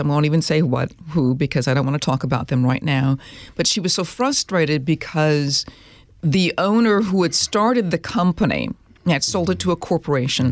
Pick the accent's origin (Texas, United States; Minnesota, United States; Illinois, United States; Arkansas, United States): Minnesota, United States; I grew up in Minnesota.